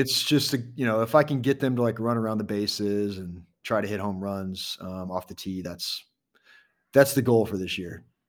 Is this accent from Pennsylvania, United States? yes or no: no; Iowa, United States; now in Kansas City, United States; I grew up in Iowa